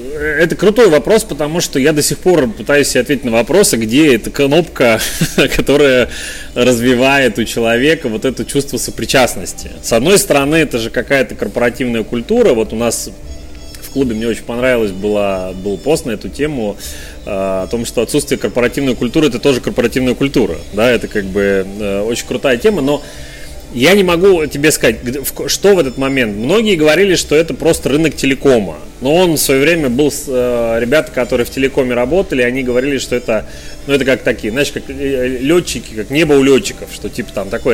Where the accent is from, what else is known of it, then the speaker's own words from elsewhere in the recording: Urals, Russia; also born or lived in Chelyabinsk; now in Yekaterinburg, Russia; родился и вырос на Урале. Долгое время я жил в Челябинске